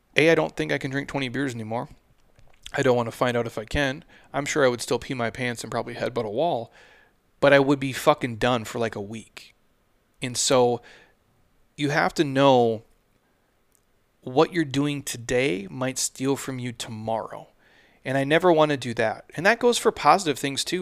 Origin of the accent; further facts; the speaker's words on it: Midwest, United States; I'm from the Midwest